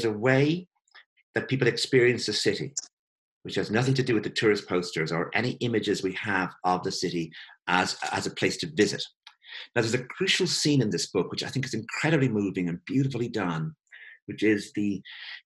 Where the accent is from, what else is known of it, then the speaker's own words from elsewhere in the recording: Ireland; I come from Ireland